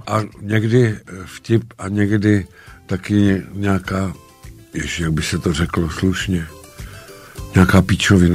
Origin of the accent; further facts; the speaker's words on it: Šumava, Czechia; dětství, raný dětství prožil na Šumavě